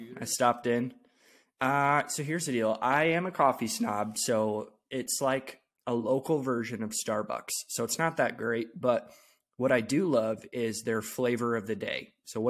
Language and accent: English; Iowa, United States; now in Omaha, United States; I came from Iowa, so zero difference whatsoever.